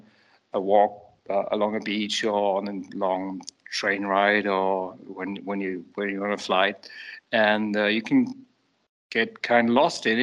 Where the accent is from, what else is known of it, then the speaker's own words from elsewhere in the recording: Switzerland; I grew up in Switzerland